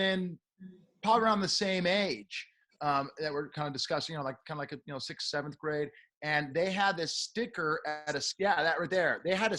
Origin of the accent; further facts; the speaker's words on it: Beverly Hills, California, United States; if you don't, remember, I am from Beverly Hills.